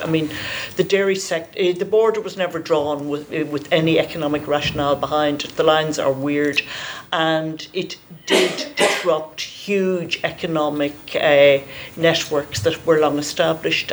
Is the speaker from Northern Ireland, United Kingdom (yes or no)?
yes; near Crossmaglen, Northern Ireland, United Kingdom; I grew I grew up in Carton Cross, which uh, you know is is is is about ten miles from Crossmaglen